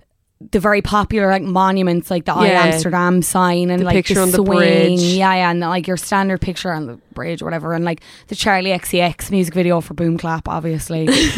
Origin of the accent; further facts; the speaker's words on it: Ireland; The Dutch laugh at us in general yeah. as Irish people when they come over.